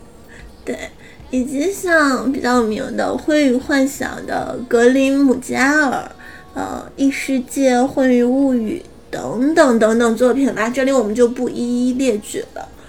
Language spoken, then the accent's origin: Chinese; Northeast China, China; 我是东北女孩子